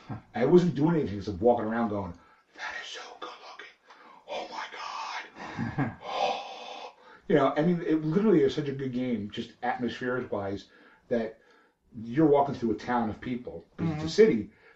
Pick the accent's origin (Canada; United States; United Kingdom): Canada; Alberta; I'm from Alberta, Canada.